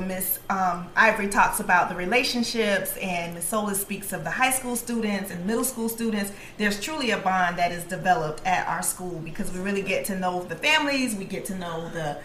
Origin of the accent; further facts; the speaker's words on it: Broward County, Florida, United States; I'm from Broward County originally